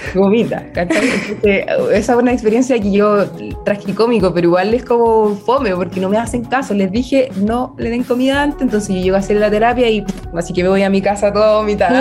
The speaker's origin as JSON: {"language": "Spanish", "town": "Mulchén", "region": "Biobío", "country": "Chile", "tie": "born or raised there", "also_born_or_lived": "Los Ángeles, Chile", "said": "nací en Mulchen. Es cerquita, siempre estudié en, Los Ángeles, pero mi casa era en Mulchen."}